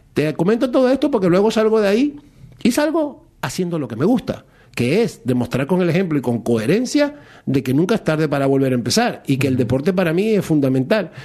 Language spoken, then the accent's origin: Spanish; Maracaibo, Zulia, Venezuela; moved away as an adult; now in Spain; yo soy de Maracaibo